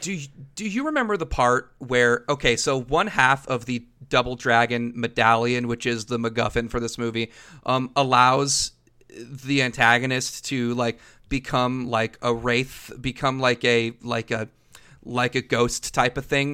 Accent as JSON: {"language": "English", "town": "Los Angeles", "region": "California", "country": "United States", "tie": "born or raised there", "said": "growing up in Los Angeles area, the way that the two of us did"}